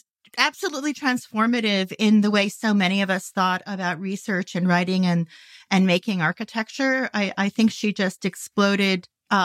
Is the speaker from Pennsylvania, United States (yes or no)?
no; Los Angeles, California, United States; moved away as an adult; also born or lived in Northeast United States; I grew up in the Santa Monica area of Los Angeles. I went to the University of Southern California